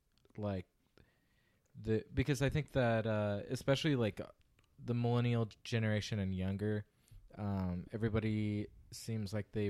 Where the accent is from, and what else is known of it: Visalia, California, United States; born or raised there